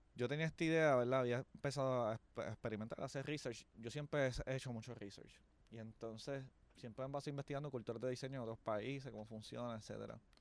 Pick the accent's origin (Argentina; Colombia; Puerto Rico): Puerto Rico; Caguas; Soy de la gran nación de Caguas, un pueblo al sur de San Juan